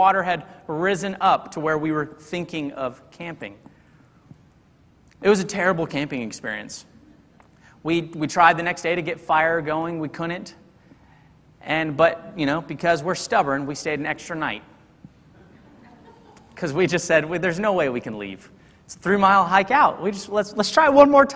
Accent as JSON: {"language": "English", "region": "Texas", "country": "United States", "said": "I'm from Texas, and we thought, you know, two good old Texas boys"}